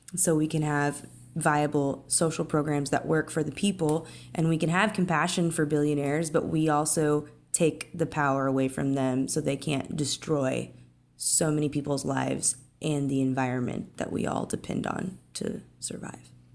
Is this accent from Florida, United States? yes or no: no; Arkansas, United States; growing up in Arkansas, when I was younger